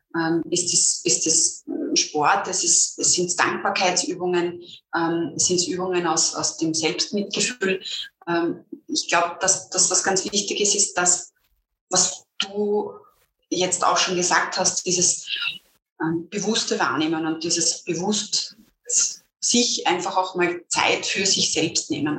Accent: Lower Austria, Austria; ich bin ähm, Niederösterreicherin

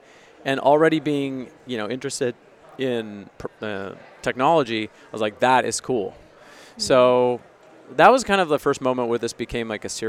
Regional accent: Granite Bay, California, United States; also born or lived in Bay Area / Los Angeles / Nashville; I grew up in Granite Bay, Loomis, Placer County area, which is outside of Sacramento.

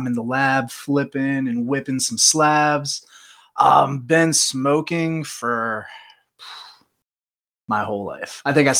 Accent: Virginia, United States; now in California, United States; I'm from Virginia.

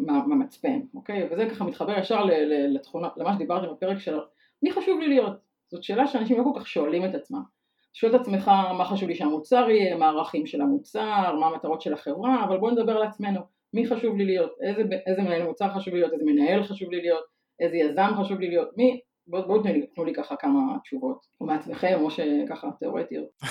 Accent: Tel Aviv, Tel Aviv District, Israel; also born or lived in Ramat HaHayal; אני תל אביבית, born and raised

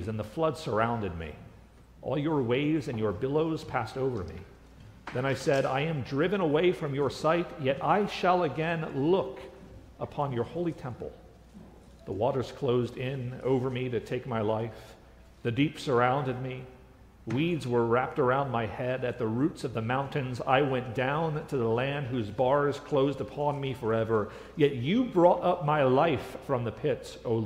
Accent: United States; as an American

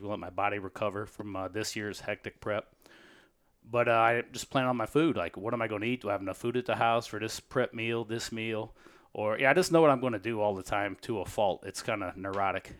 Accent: St. Louis, Missouri, United States; Saint Louis as a pro. My hometown

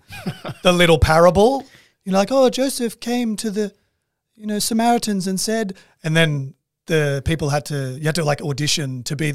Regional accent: Sydney, New South Wales, Australia; I was born in Ride and grew up there

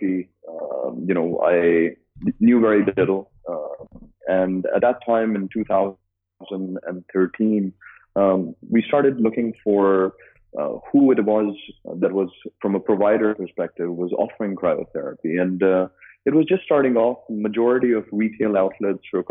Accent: Dubai, United Arab Emirates; also born or lived in United States; So I'm born and raised in Dubai.

